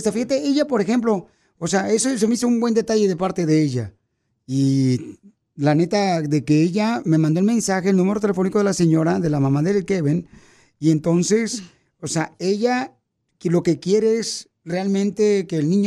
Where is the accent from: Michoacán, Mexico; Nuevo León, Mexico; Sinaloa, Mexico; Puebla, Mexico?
Michoacán, Mexico; Zacuay; now in Los Angeles, United States; Cuando yo llegué aquí a Estados Unidos, de Zacuay, Michoacán, mi primer trabajo lo conseguí en una farmacia aquí en Los Ángeles.